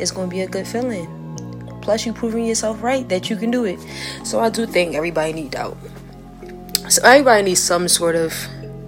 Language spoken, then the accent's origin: English; Philadelphia, Pennsylvania, United States; I'm from Philly